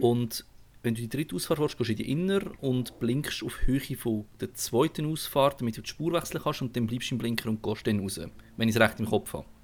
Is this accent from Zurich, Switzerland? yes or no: no; Aargau, Switzerland; als Aargauer ist man sich eh nicht so Stadtfahren gewöhnt